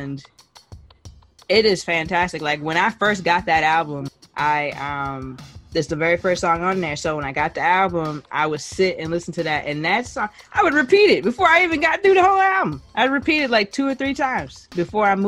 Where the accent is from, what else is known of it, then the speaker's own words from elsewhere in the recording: Jamaica; I'm Jamaican.